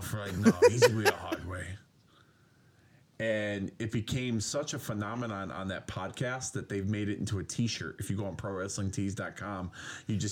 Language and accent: English; Hartford, Connecticut, United States; my hometown of Hartford, Connecticut.